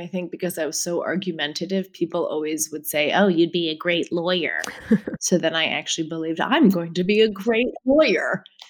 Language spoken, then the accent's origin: English; Toronto, Ontario, Canada; I'm Canadian. Why would I give that up?